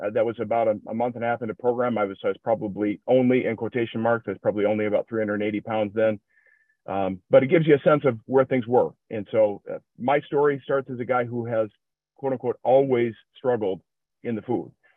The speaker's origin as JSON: {"language": "English", "region": "Minnesota", "country": "United States", "accent": "generic Midwestern", "said": "I'm from Minnesota, so if it sounds like uh, just a just a generic Midwestern ac- accent, that's what you'll have here"}